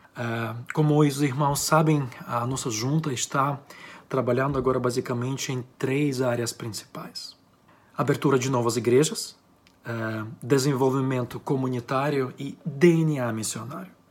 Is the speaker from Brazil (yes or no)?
no; Ukraine; accent: Ukrainian; eu sou ucraniano, tenho um sotaque ucraniano.